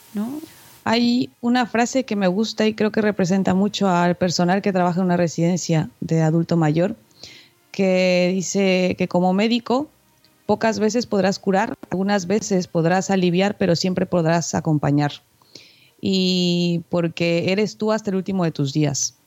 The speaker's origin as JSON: {"language": "Spanish", "country": "Mexico", "moved": "yes", "lives_now": "Spain", "said": "siendo mexicana"}